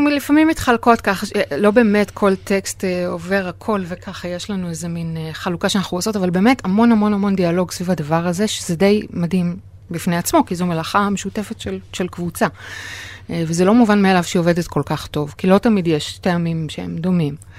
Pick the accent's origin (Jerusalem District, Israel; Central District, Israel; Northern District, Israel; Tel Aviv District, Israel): Northern District, Israel; Safed; נולדתי וגדלתי בצפת